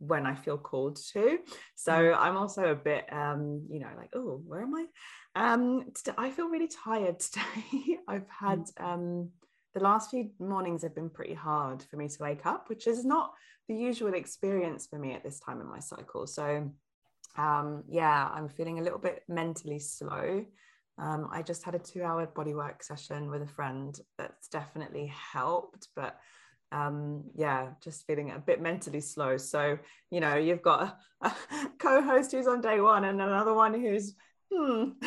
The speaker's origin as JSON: {"language": "English", "town": "Sheffield", "region": "Yorkshire and the Humber", "country": "United Kingdom", "moved": "yes", "lives_now": "Germany", "said": "I'm from Sheffield"}